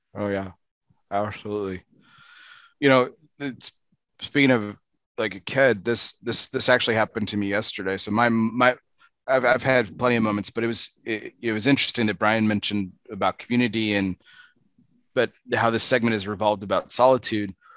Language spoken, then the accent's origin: English; Texas, United States; I'm from Texas, born and raised